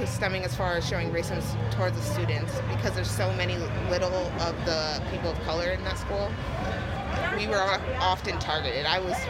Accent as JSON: {"language": "English", "town": "Brattleboro", "region": "Vermont", "country": "United States", "said": "I'm from Brattleboro, Vermont"}